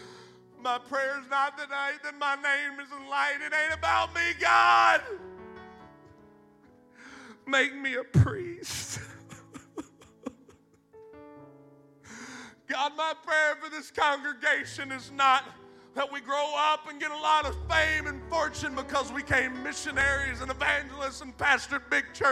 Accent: McNairy County, Tennessee, United States; I come from Podunk, McNary County, Tennessee

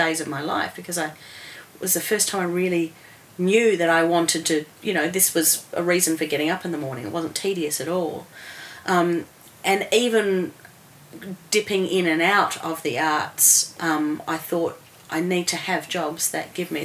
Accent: Australia; when I was growing up in Australia

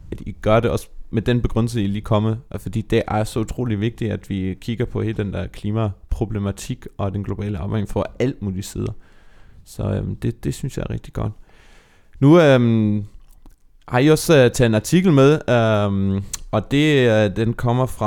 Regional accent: Germany; nu er jeg opvokset i Tyskland

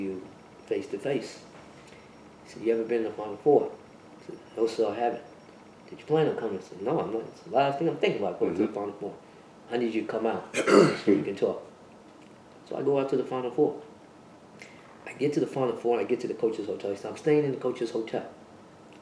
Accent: Roosevelt, New York, United States; accent: New York; here in Roosevelt, okay? We all came up together.

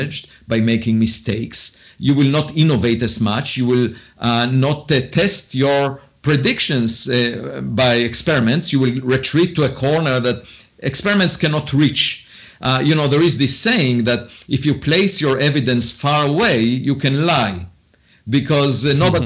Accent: Israel; moved away as an adult; also born or lived in Princeton / Harvard; now in United States; And I was born in Israel

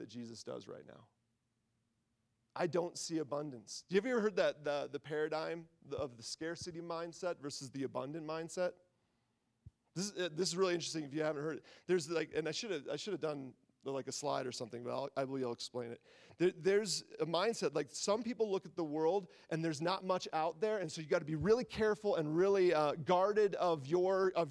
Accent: Midwest, United States; I grew up in the Midwest

